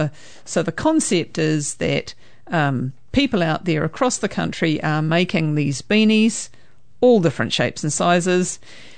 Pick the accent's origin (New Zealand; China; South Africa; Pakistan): New Zealand; Greymouth, West Coast; now in Hamilton, New Zealand; I was born in Greymouth.